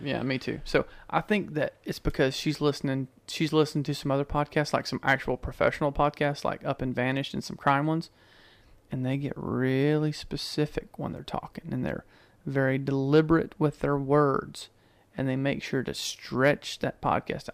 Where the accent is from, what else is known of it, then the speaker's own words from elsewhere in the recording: Georgia, United States; I'm from Georgia